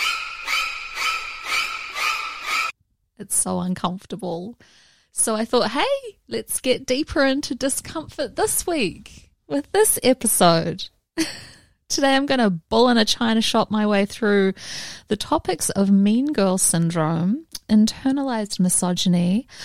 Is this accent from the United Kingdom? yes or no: no; New Zealand; now in Los Angeles, United States; Growing up in New Zealand, I learned to drive in heavy rain